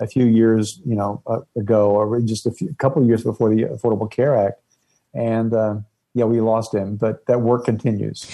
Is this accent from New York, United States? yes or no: no; East Tennessee, United States; where I grew up in East Tennessee